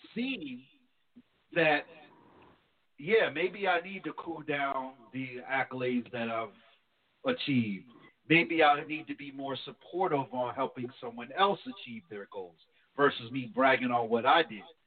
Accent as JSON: {"language": "English", "region": "New Jersey", "country": "United States", "moved": "yes", "said": "I'm from New Jersey"}